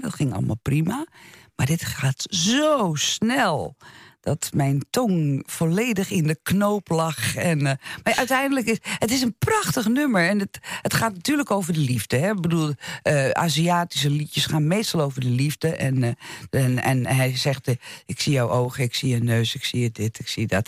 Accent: Netherlands; ik ben hier geboren in Nederland

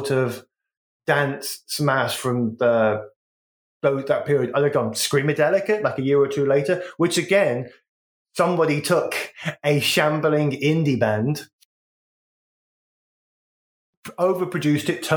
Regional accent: West Midlands, United Kingdom; I'm from the West Midlands, so we had Grebo Kids

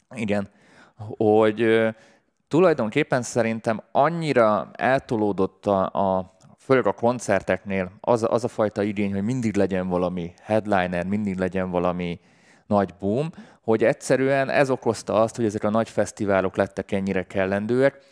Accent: Budapest, Hungary; én budapesti vagyok

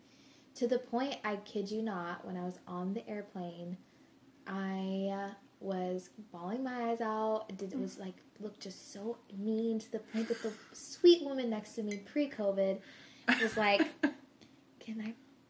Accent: Arizona, United States; moved away as an adult; I'm from Arizona

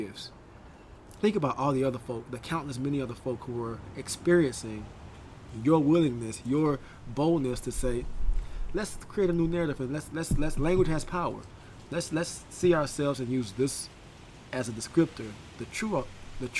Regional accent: South Carolina, United States; I grew up in South Carolina.

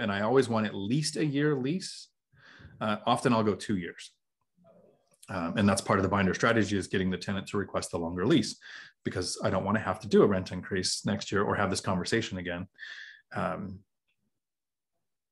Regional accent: Washington, United States; I'm from Washington

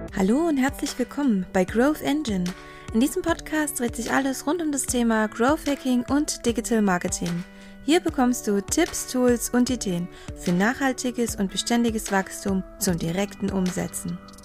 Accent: Upper Austria, Austria; moved away as an adult; now in Vienna, Austria; bin ursprünglich aus Oberösterreich, jetzt seit dem Studium in Wien

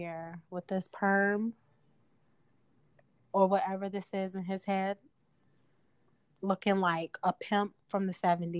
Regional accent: Chicago, Illinois, United States; I'm from the South Side of Chicago

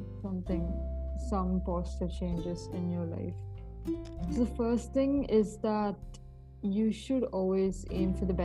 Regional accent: India; I'm an Indian

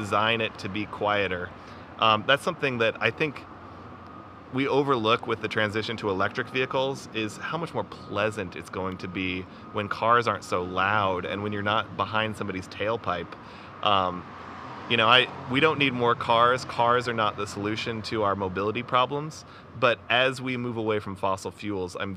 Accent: Lincoln, Nebraska, United States; now in Omaha, United States; I grew up in Lincoln

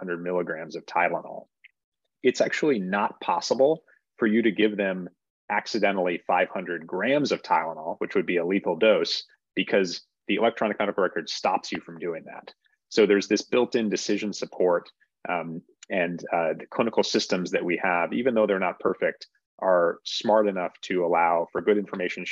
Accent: Northeast, United States; moved away as an adult; also born or lived in Boston, United States; now in San Francisco Bay Area, United States; I grew up in the Northeast

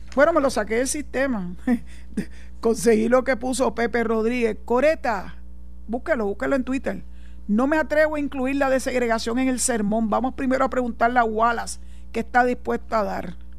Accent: Puerto Rico; soy puertorriqueña, orgullosa de mi tierra

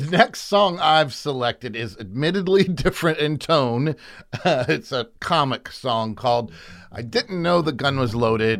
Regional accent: United States; I'm an American

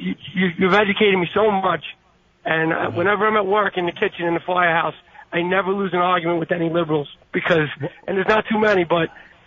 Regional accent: New York City, New York, United States; also born or lived in Staten Island, New York; I grew up in Brooklyn, New York

